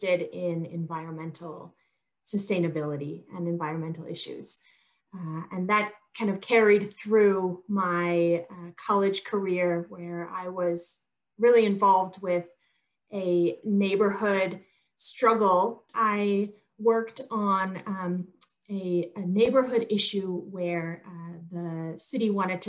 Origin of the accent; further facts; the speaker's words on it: Michigan, United States; moved away as an adult; also born or lived in New York City, United States / Portland, Oregon, United States / South Korea; now in Colorado, United States; I grew up in Michigan, actually, and then went to undergrad at Syracuse University in upstate New York.